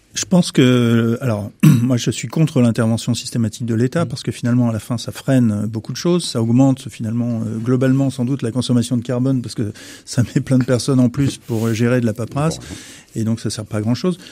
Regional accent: France; quand on parle en tant que Français

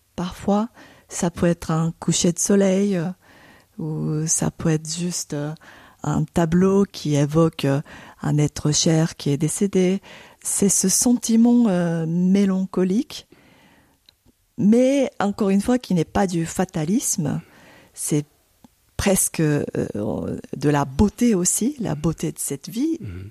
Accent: Tokyo, Japan; French is a second language; moved away as an adult; now in Paris, France; redeviens tokyoïte, comme si j'avais jamais quitté ma ville natale

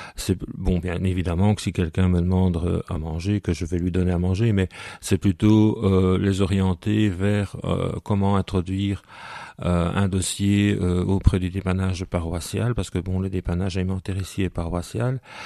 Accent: Soignies, Wallonia, Belgium; Je suis né à Soigny et de parents sonégiens, de grands-parents sonégiens et même avant

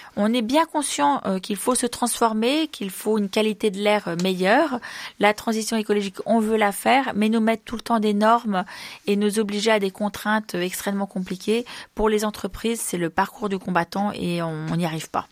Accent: Isère, Auvergne-Rhône-Alpes, France; je suis Iséroise, je suis née en Isère

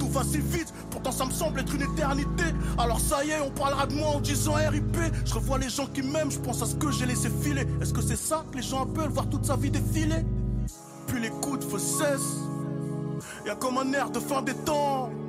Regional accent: Le Blanc-Mesnil, Île-de-France, France; Français, d'origine des Z, je viens de la cité des Tilleuls à Blancoc, 9-3

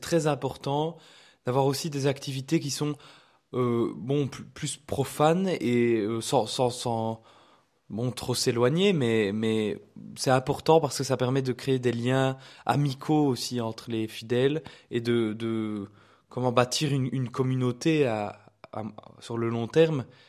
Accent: Liège, Wallonia, Belgium; je suis liégeois

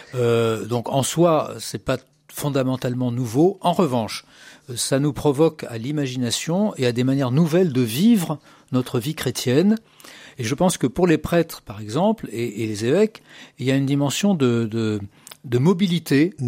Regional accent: Paris, Île-de-France, France; also born or lived in Massif Central; j'ai continué au lycée à Paris. Et voilà, je, je, me sens très parisien. Je suis né à Paris, d'ailleurs.

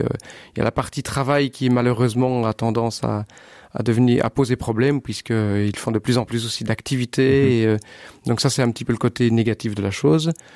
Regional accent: Sambreville, Wallonia, Belgium; moved away as an adult; now in Bastogne, Belgium; je suis originaire de Sambreville. Mhm. J'habite Bastogne maintenant depuis une quinzaine d'années.

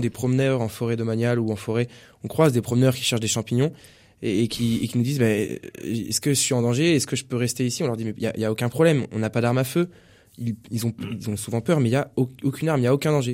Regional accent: Poitiers, Nouvelle-Aquitaine, France; je suis de Poitiers

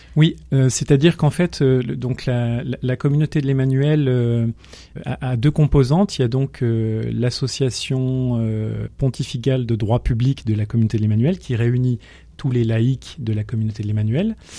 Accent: Grenoble, Auvergne-Rhône-Alpes, France; moved away as an adult; now in Pays de Gex, France; je suis né à Grenoble. Je suis grenoblois

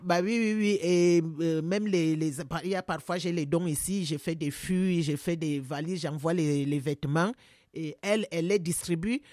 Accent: Cameroon; moved away as an adult; now in France; ça c'est un travail que je fais depuis que j'étais enfant chez moi au Cameroun

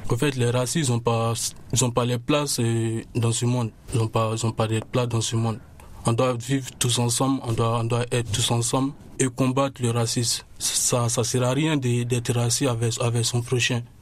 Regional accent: Côte d’Ivoire; Je viens de, la Côte d'Ivoire.

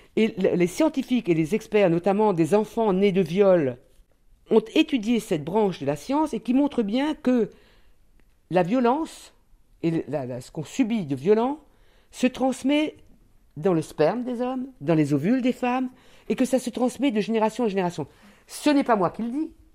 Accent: Réunion; moved away; je viens de l'île de la Réunion

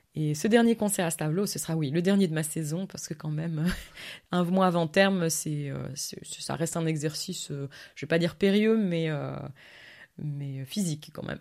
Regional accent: Verviers, Wallonia, Belgium; moved away as an adult; also born or lived in London, United Kingdom; now in France; je suis né à Verviers, donc c'est vrai que Stavlo, c'est vraiment pas loin

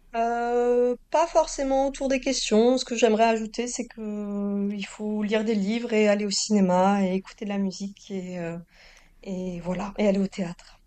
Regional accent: Toulouse, Occitania, France; now in Normandy, France; j'ai grandi à Toulouse et que maintenant je vis en Normandie

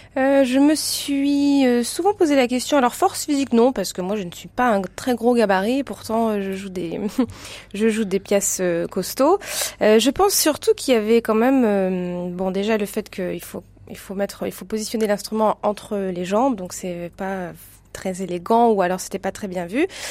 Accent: Lyon, Auvergne-Rhône-Alpes, France; moved away as an adult; also born or lived in Basel, Switzerland / Belgium; je suis lyonnaise. Enfin, voilà, ma famille est de Lyon

